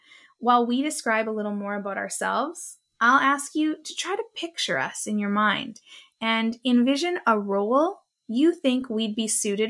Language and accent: English; Robinson-Huron Treaty Territory, Ontario, Canada; now in Edmonton, Canada; I am the daughter of Irish settler and Italian immigrant parents. I was born in Robinson-Huron Treaty Territory, homeland of the Anishinaabek Nation, where I grew up with my toes in the cold waters of Lake Superior.